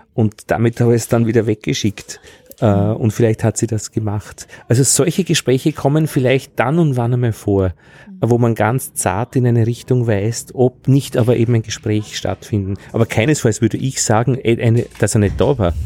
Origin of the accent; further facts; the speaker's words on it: Altheim, Upper Austria, Austria; now in Vienna, Austria; am Land bei uns in Altheim in Oberösterreich